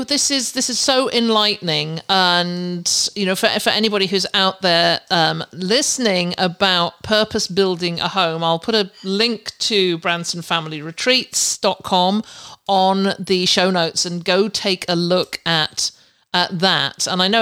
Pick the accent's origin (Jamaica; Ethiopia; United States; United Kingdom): United Kingdom; England; moved away as an adult; now in Canada; when I came out from England to Canada back nearly 20 years ago to start doing this, I just bought everything cheap.